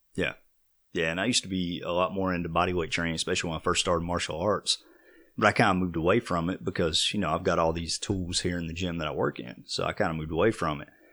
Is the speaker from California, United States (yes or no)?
no; Vail, Colorado, United States; growing up in Vail, everybody had horses